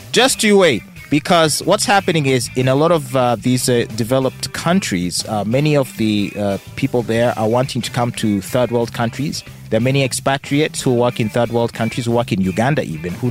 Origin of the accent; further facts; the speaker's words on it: Japan; born there; Okay, so I was born in Japan. Mm-hmm. Uh, but I do not have citizenship.